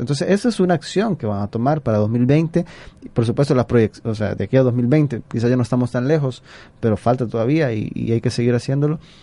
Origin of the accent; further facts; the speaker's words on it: El Salvador; como nosotros, como salvadoreños